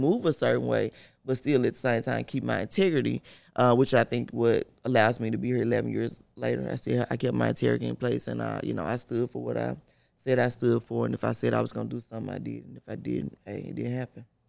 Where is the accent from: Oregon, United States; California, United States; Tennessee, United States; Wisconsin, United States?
Tennessee, United States; Memphis; Born and raised in Memphis, South Memphis